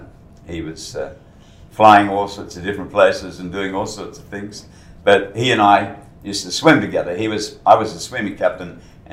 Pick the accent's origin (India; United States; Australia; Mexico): Australia; Guildford, Western Australia; also born or lived in Colombo, Sri Lanka / London; We established ourselves in Guildford.